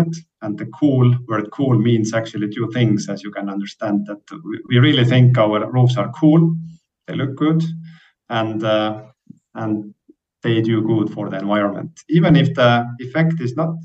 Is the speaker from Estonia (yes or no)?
yes; Estonia; we are coming from Estonia.